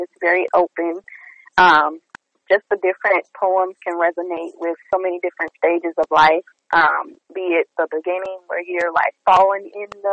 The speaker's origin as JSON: {"language": "English", "town": "Houston", "region": "Texas", "country": "United States", "said": "I'm from Houston. I'm local."}